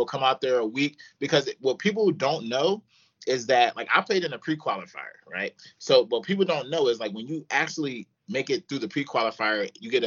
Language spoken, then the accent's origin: English; Philadelphia, Pennsylvania, United States; moved away; also born or lived in Florida / Los Angeles; I'm from Philadelphia, moved all the way to Florida, played at Bethune-Cookman University, played there, moved